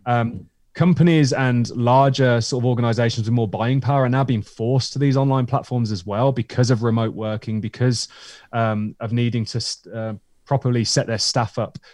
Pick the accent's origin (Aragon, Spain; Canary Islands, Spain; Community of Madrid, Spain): Canary Islands, Spain; Tenerife; now in United Kingdom; my friend Lydon, who I grew up with in Tenerife